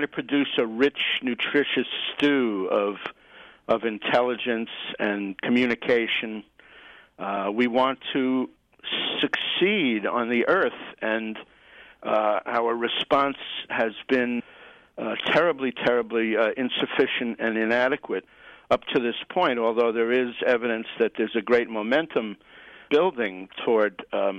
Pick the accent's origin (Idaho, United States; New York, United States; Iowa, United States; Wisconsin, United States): New York, United States; New York City; now in Occidental, United States; I'm a New Yorker. I grew up in the streets and the buses and the subways of Manhattan